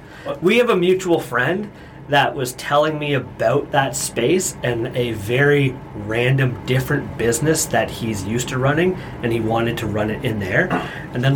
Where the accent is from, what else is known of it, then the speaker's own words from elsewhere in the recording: Whitby, Ontario, Canada; moved away as an adult; also born or lived in Courtice, Ontario; now in Lindsay, Canada; I grew up in Whitby.